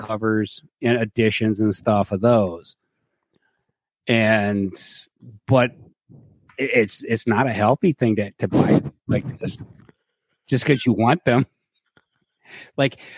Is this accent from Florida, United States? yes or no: no; Cleveland, Ohio, United States; I'm from Cleveland. I live in the greatest place on earth.